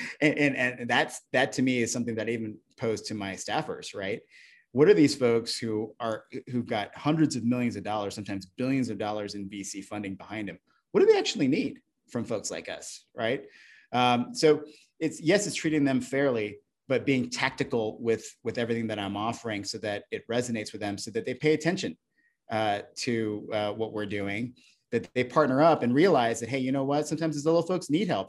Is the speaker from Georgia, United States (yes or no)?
no; Alaska, United States; moved away; I grew up in Alaska